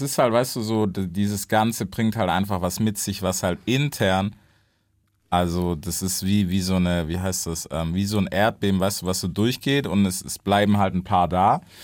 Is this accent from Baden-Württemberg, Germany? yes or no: yes; Stuttgart, Baden-Württemberg, Germany